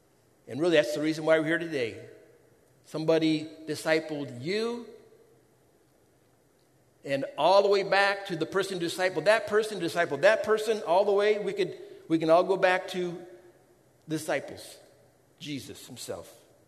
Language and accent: English; United States